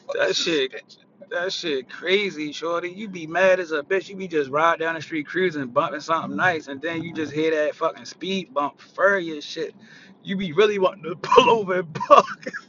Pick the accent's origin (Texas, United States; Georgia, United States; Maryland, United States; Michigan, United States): Maryland, United States; Baltimore; 20 year West Side residence. I'm definitely from the West Side of Baltimore.